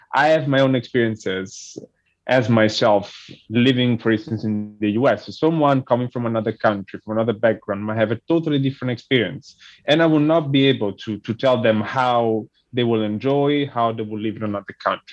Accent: Montesarchio, Campania, Italy; first language Italian; English is a second language; moved away as an adult; also born or lived in Naples, Italy / New York, United States; I was born in Naples but I grew up uh, in a in a small village that is not far from Naples and it's called Montesarchio

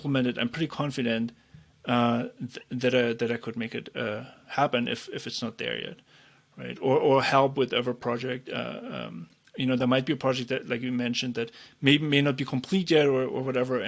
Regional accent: East Germany, Germany; I grew up in East Germany

